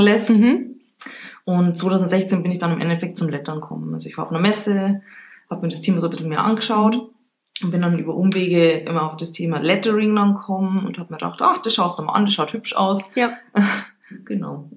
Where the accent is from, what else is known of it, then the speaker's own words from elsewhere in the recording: Regensburg, Bavaria, Germany; gebürtige Rengsburgerin